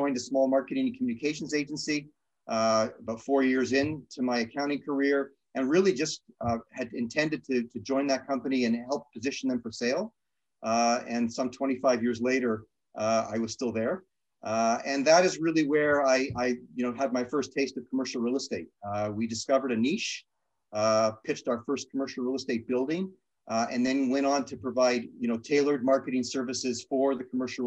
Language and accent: English; Toronto, Ontario, Canada; also born or lived in Thornhill; now in Toronto, Canada; Grew up in Toronto, North Toronto